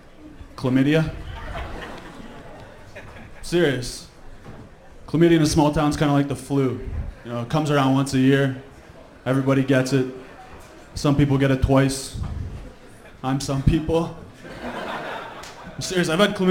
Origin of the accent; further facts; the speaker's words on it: Canada; I'm from a small town just north of here. Canada.